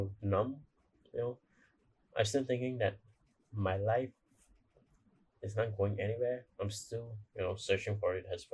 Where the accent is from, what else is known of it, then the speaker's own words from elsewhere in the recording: Malaysia; I'm from Malaysia